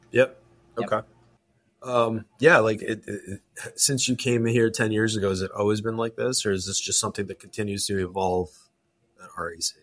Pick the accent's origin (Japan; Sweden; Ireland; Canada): Canada; I'm Canadian.